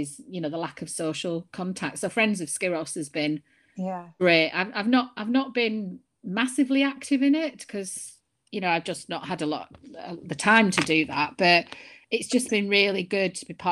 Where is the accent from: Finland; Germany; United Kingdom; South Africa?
United Kingdom; Burnley, North West England; accent: Lancashire; moved away as an adult; also born or lived in Chester / London; now in Scotland, United Kingdom; I'm from Lancashire originally, I grew up in Burnley, and then I went to live in Chester.